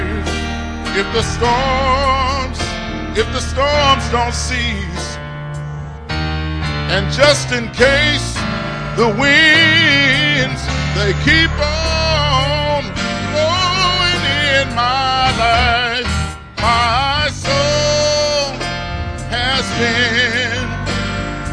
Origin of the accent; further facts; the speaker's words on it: Kentucky, United States; I'm from Kentucky